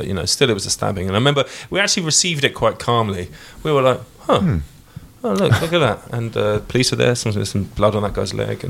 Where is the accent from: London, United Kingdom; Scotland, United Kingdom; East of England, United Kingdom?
London, United Kingdom; I grew up in North London, I never went south